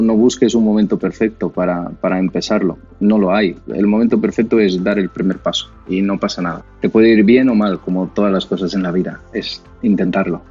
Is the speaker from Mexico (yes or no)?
no; Brazil; Spanish is a second language; moved away as an adult; now in Spain; cuando llegué a España, yo soy de Brasil, en 2009